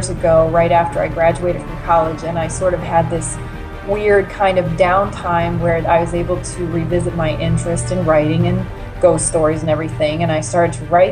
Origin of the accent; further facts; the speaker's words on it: Maryland, United States; I'm originally from Maryland, and I experienced the events that take place in this book as a child when I was growing up in Baltimore and Harford counties